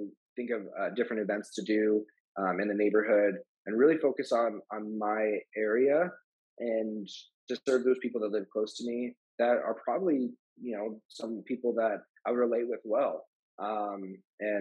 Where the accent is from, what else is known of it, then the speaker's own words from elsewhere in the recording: Glendale, Arizona, United States; I was raised in Glendale. I live in Glendale. I'm an Arrowhead Ranch